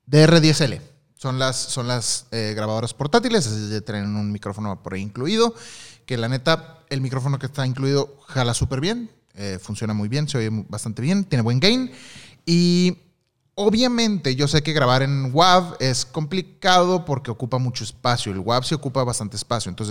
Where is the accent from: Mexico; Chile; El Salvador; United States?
Mexico; Tabasco; son trabajillos que he estado haciendo este que van saliendo acá en mi pueblo. Saludos desde Tabasco.